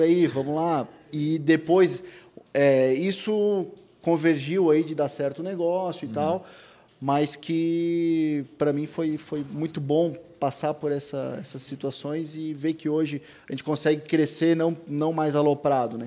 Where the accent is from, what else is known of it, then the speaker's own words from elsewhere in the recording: Blumenau, Santa Catarina, Brazil; a gente nasceu em Blumenau